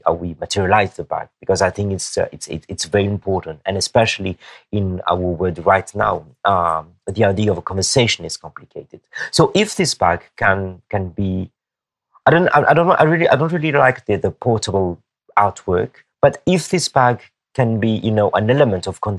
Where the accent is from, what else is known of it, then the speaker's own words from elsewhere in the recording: Madagascar; I'm from Madagascar, but and then my blood, actually, you know, it's Malagasy blood